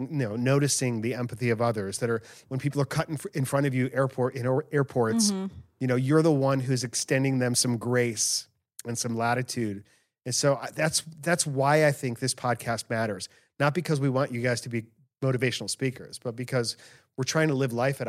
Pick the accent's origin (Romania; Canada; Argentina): Argentina; now in Kuwait; I'm from Argentina, currently working in Kuwait